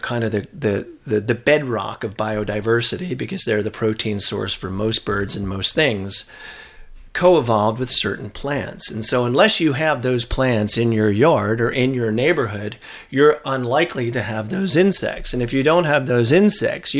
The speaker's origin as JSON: {"language": "English", "region": "New Jersey", "country": "United States", "tie": "born or raised there", "said": "I grew up in New Jersey"}